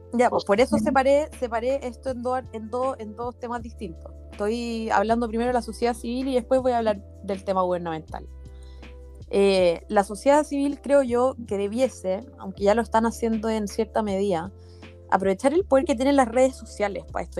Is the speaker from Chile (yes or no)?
yes; Chile; nací en Chile